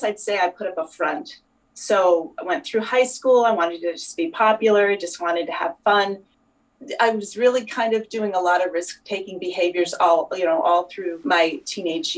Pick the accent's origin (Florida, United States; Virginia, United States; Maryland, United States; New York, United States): New York, United States; now in near Boston, United States; I was born in New York